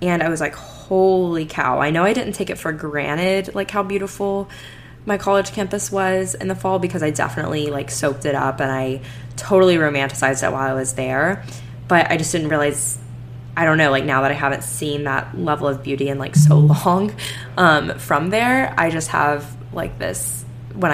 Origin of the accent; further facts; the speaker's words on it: Florida, United States; moved away as an adult; also born or lived in Alabama; now in Houston, United States; I grew up in Florida for the most part, like I grew up not seeing seasons